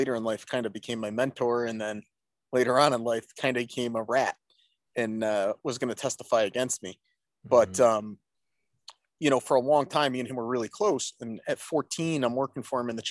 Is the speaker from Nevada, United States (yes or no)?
no; Rochester, New York, United States; born or raised there; also born or lived in Branford, Connecticut